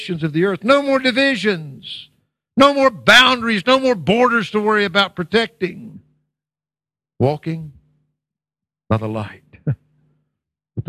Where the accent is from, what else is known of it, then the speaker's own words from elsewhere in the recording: United States; moved away; my home country, the United States of America